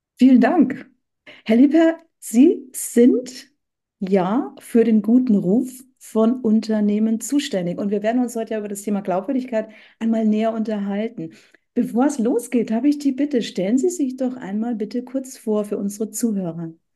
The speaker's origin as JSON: {"language": "German", "region": "Bavaria", "country": "Germany", "moved": "yes", "lives_now": "Hamburg, Germany", "said": "ich bin ja aus Bayern"}